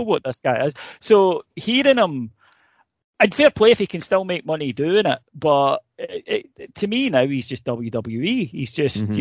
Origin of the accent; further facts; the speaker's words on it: Ayrshire, Scotland, United Kingdom; I'm from Ayrshire